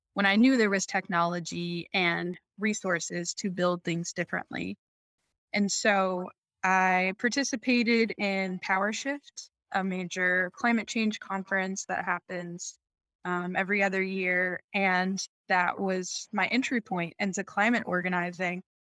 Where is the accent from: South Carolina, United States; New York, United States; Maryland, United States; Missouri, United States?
Maryland, United States; right outside of Washington D.C.; now in Chicago, United States; I grew up in Maryland, right outside of Washington D.C.